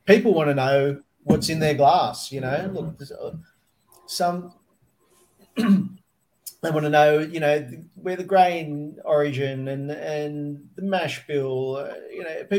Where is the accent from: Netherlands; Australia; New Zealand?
Australia; we imprint our identity as Australians on whatever we